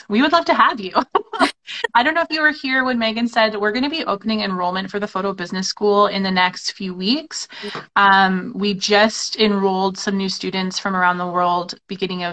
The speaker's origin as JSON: {"language": "English", "country": "Canada", "said": "we're two Canadian photographers, so we know what it's like in our country"}